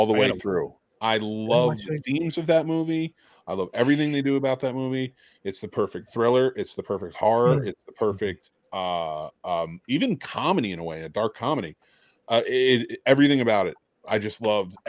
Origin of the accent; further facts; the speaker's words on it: New Jersey, United States; As an Irishman who grew up in, like, North Jersey